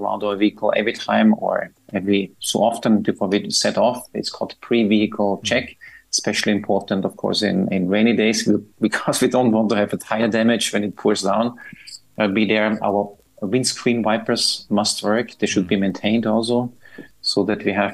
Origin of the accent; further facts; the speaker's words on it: Austria; moved away as an adult; now in Dubai, United Arab Emirates; I'm from Austria